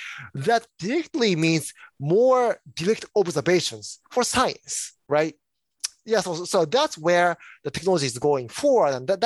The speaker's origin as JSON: {"language": "English", "country": "Japan", "moved": "yes", "lives_now": "United States", "said": "I am originally from Japan."}